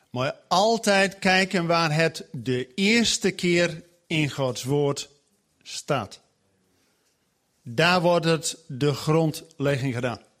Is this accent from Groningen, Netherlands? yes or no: yes; Groningen, Netherlands; now in Zwolle, Netherlands; Ik woon in Zwolle, maar ik kom uit Groningen. Echt uit de klei.